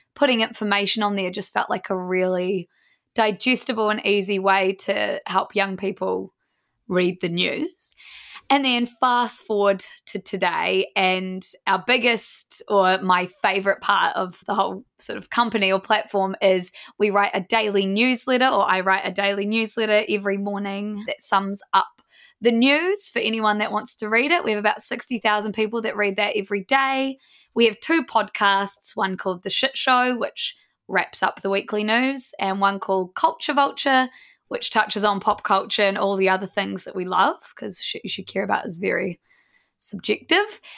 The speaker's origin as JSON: {"language": "English", "town": "Blenheim", "region": "Marlborough", "country": "New Zealand", "said": "We're all from Blenheim, small town New Zealand, and have been best friends since we're about fifteen."}